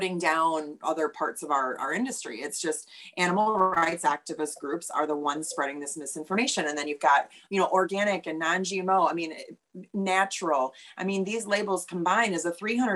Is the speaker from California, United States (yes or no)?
no; Oshkosh, Wisconsin, United States; moved away as an adult; also born or lived in Los Angeles / Chicago; I grew up around agriculture. I'm originally from Oshkosh, Wisconsin.